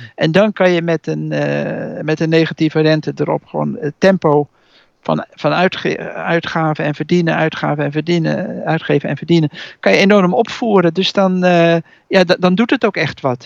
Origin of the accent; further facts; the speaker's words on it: Utrecht, Netherlands; als Utrechter